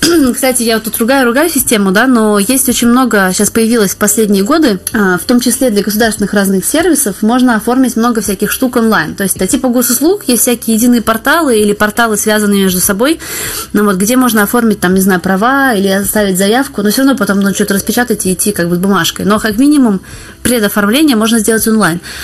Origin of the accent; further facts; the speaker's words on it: Saint Petersburg, Russia; moved away as an adult; now in Paris, France; я вообще родилась и выросла в Питере.